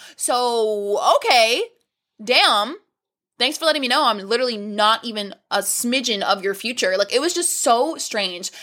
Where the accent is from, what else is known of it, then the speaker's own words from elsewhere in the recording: Florida, United States; We're from Florida